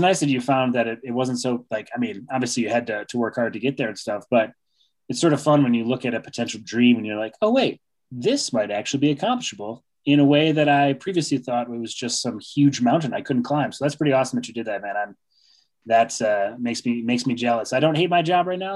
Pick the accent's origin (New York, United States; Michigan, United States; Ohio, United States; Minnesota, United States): New York, United States; Rochester; I'm originally from Rochester, New York